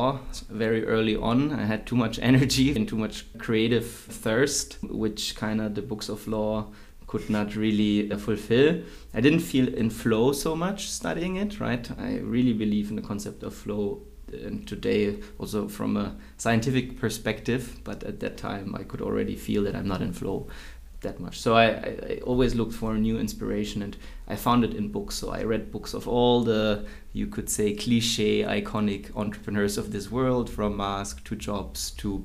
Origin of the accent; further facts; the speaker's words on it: Würzburg, Bavaria, Germany; also born or lived in Tomsk, Russia / Heidelberg; I grew up in Würzburg, a German town, a German city, not too big, until I started studying law in Heidelberg